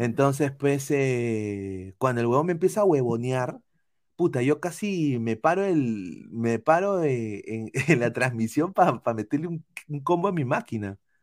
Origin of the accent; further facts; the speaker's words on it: Peru; now in United States; yo nací en Perú.